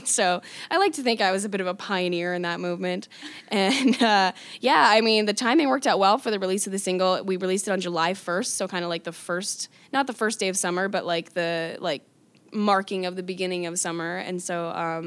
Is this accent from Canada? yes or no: yes; Calgary, Alberta, Canada; Calgary's my hometown